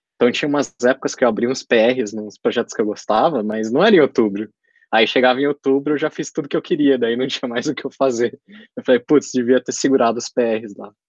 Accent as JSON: {"language": "Portuguese", "country": "Brazil", "said": "eu sou brasileiro"}